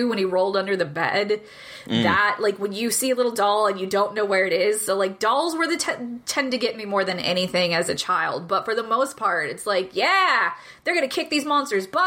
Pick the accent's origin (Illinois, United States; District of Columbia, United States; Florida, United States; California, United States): Illinois, United States; moved away; also born or lived in Texas; I grew up in Illinois until I moved to Texas